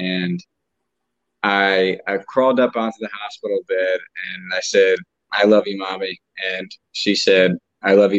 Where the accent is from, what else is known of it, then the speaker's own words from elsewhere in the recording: New Jersey, United States; I grew up in New Jersey with my mom and dad